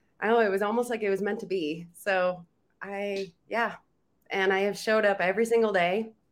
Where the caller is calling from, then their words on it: Reno, Nevada, United States; Reno, Nevada.